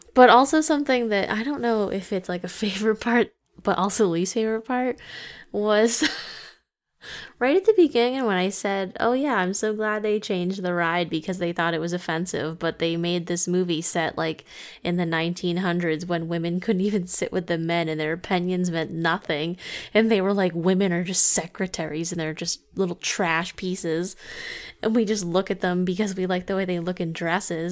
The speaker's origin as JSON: {"language": "English", "region": "Massachusetts", "country": "United States", "tie": "born or raised there", "said": "we grew up in Massachusetts"}